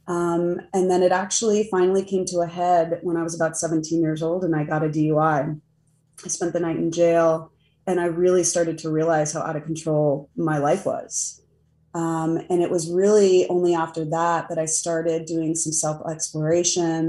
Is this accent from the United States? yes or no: yes; Del Mar, California, United States; now in Pittsburgh, United States; But I grew up in San Diego in a little beach town called Del Mar